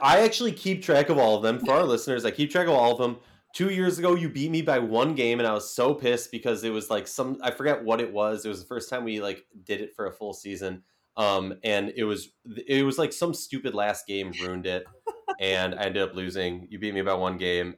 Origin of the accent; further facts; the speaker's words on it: Minnesota, United States; I'm from Minnesota